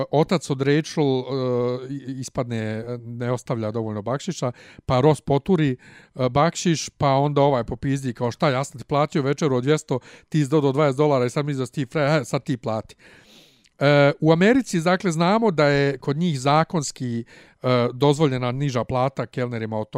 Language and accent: Croatian; Serbia